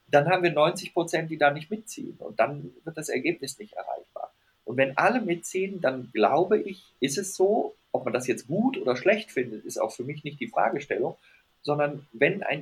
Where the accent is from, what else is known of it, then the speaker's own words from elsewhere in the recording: Rhineland, Germany; weil ich bin Rheinländer und wir Rheinländer sind optimistisch.